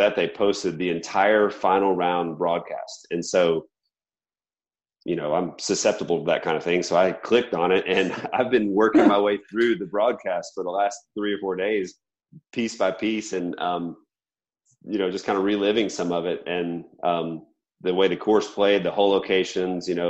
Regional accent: United States; being American.

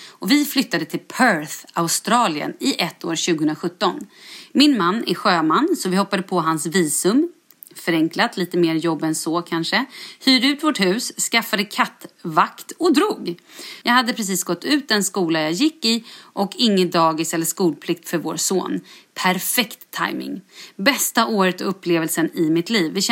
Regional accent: Stockholm, Stockholm County, Sweden; now in Västerås, Sweden; Jag är född och uppvuxen i Stockholm men flyttade helt ensam till Västerås för att börja plugga.

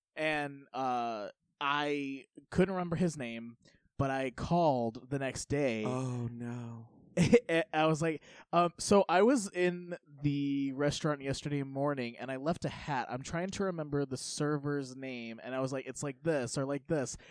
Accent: United States; I kind of grew up in the middle of nowhere uh, in, in Polk County

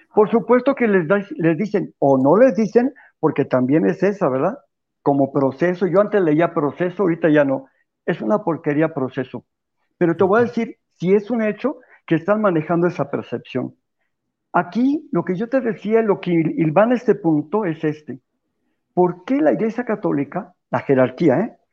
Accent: Mexico; los católicos de México

